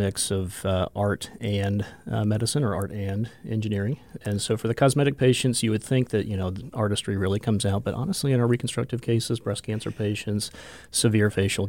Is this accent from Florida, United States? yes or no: yes; Jacksonville, Florida, United States; also born or lived in Atlanta, Georgia; now in Rapid City, United States; Okay. So I grew up in Jacksonville, Florida. Practiced, actually went to school, practiced, and was in Atlanta, Georgia for 22 years.